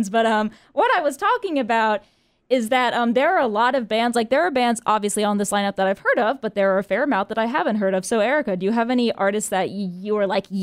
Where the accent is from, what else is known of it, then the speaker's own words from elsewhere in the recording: Charlotte, North Carolina, United States; I'm from Charlotte before I came to NC